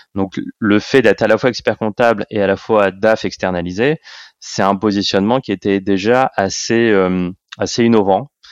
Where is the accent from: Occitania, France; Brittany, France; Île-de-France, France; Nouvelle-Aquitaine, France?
Île-de-France, France; Paris; Je suis né à Paris, j'ai fait toutes mes études à Paris et j'ai fait tous mes stages à Paris et tous mes jobs à Paris. Donc voilà, d'où je viens, je viens de, de Paris